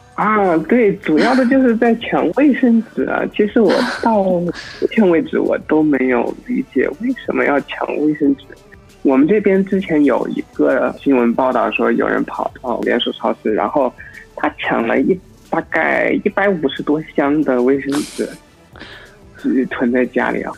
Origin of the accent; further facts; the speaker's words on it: Wuhan, Hubei, China; moved away as an adult; now in Australia; 因为我本身是武汉人嘛